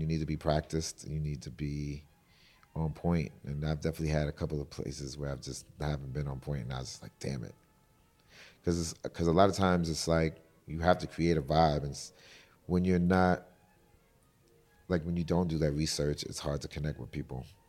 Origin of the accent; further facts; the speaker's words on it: New York City, New York, United States; moved away; also born or lived in Atlanta; I'm from New York City